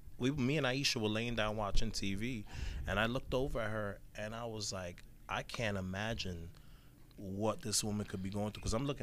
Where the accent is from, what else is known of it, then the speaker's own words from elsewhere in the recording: Orlando, Florida, United States; from Orlando, Florida.